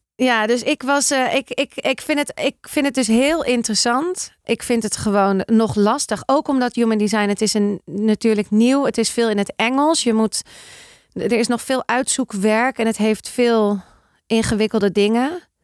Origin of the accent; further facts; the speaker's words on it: Amsterdam, North Holland, Netherlands; Ik ben opgegroeid in Amsterdam. Weet je, ik kom daar vandaan.